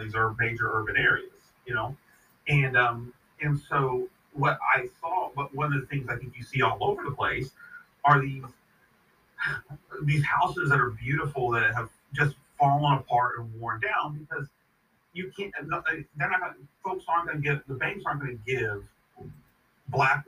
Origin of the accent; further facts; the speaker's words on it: Missouri, United States; moved away; also born or lived in Florida; I moved back to Missouri